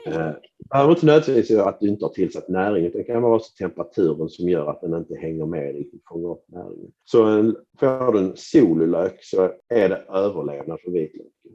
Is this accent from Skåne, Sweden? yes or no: yes; Skåne, Sweden; för mig som skåning